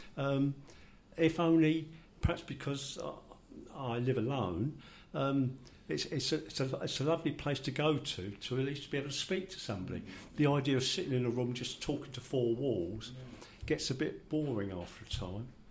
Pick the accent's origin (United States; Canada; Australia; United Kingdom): United Kingdom; London; my accent, I'm sure you will all understand, doesn't sound very Italian because I was born in Finsbury